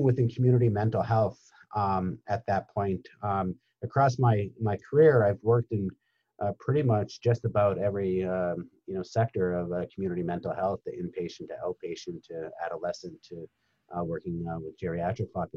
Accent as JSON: {"language": "English", "region": "Upper Peninsula of Michigan", "country": "United States", "tie": "born or raised there", "also_born_or_lived": "New York", "moved": "as an adult", "said": "I grew up in the Upper Peninsula of Michigan"}